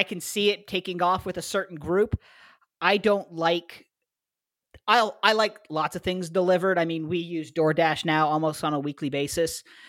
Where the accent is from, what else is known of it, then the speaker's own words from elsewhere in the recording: Canada; now in Ohio, United States; I'm Canadian.